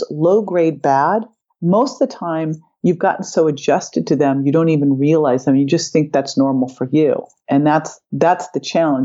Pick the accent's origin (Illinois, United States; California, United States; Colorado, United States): California, United States; Berkeley; I grew up in Berkeley